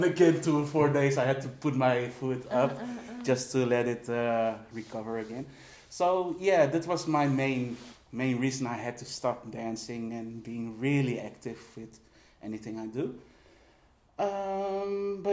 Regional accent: Philippines; now in Netherlands; I'm also Filipino

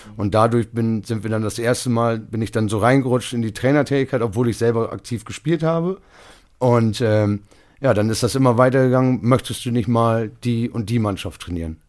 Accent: Bramsche, Lower Saxony, Germany; Ich bin hier, ich, das ist meine Heimat

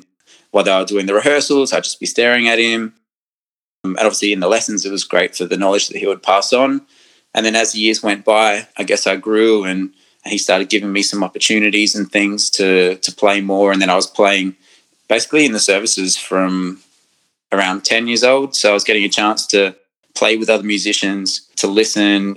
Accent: Adelaide, South Australia, Australia; I was born in Adelaide

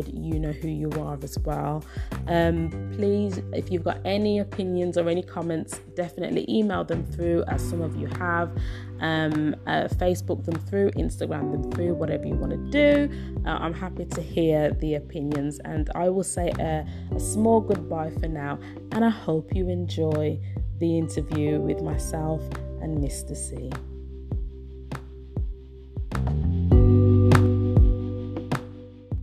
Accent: Birmingham, West Midlands, United Kingdom; I'm from Birmingham, UK

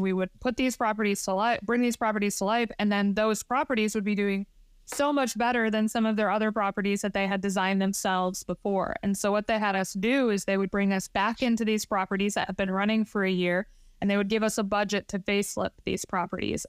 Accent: Michigan, United States; moved away as an adult; also born or lived in Texas; Emily and I both were born and raised in Michigan

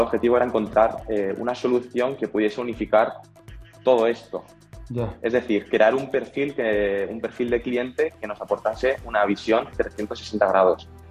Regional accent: Alicante, Valencian Community, Spain; now in Valencia, Spain; Yo, yo soy de Alicante, que es una, ciudad que está cercana a Valencia

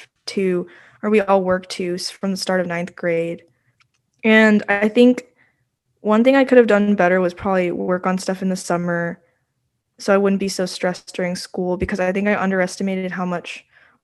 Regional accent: Virginia, United States; I'm a senior from Virginia

